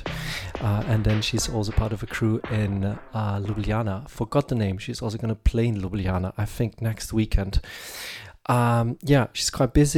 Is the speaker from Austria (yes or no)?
yes; Graz, Styria, Austria; here in my hometown